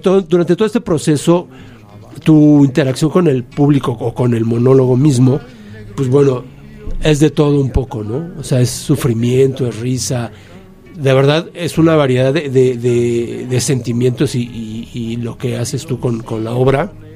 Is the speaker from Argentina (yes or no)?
no; Mexico; siendo mexicano